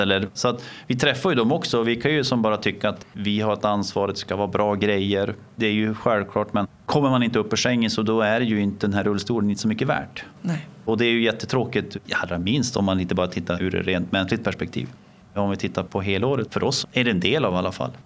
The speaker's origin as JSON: {"language": "Swedish", "region": "Norrland", "country": "Sweden", "moved": "yes", "said": "som norrlänning"}